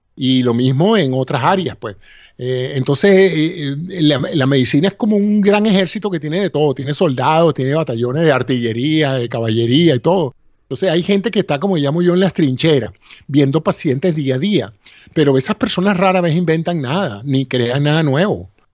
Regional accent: Venezuela; moved away as an adult; now in United States; mi alma mater, a la Universidad Central de Venezuela

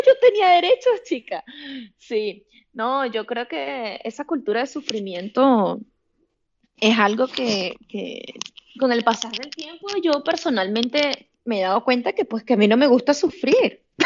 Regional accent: Puerto Ordaz, Bolívar, Venezuela; moved away as an adult; en mi ciudad, de donde yo soy, en Venezuela. Empecé a trabajar ahí en Trauma, que es Puerto Ordaz, es una ciudad en el sureste de Venezuela

